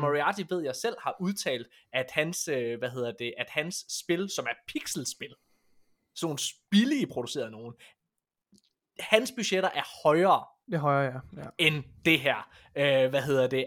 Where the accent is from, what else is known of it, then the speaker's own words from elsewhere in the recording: West Jutland, Central Denmark Region, Denmark; jeg er vestjyde